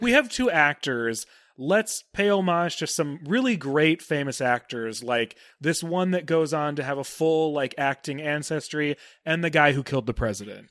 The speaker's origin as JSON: {"language": "English", "town": "Cleveland", "region": "Ohio", "country": "United States", "said": "I'm from Cleveland"}